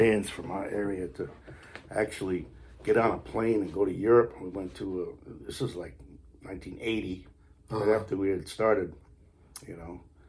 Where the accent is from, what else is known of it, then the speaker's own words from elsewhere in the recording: Stonington, Connecticut, United States; also born or lived in Westerly, Rhode Island; now in Exeter, United States; I grew up about 3 miles, or not even 3 miles, a mile away from Westerly in Connecticut. On the shoreline, a little fishing village called Stonington.